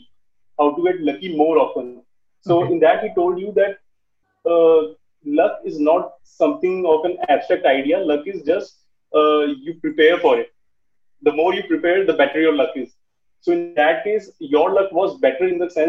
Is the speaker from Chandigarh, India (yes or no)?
yes; Chandigarh, India; I'm from Chandigarh